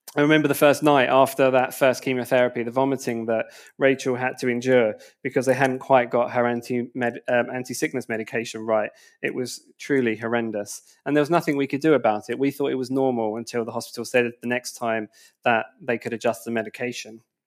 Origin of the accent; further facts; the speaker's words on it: Enfield, London, United Kingdom; moved away as an adult; also born or lived in Wood Green / Berkhamsted / St Albans; I grew up in Enfield